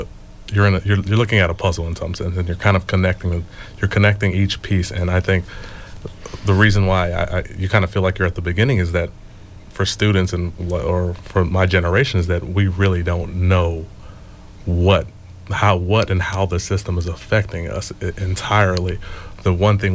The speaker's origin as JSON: {"language": "English", "town": "Los Angeles", "region": "California", "country": "United States", "tie": "born or raised there", "said": "I grew up in South Central"}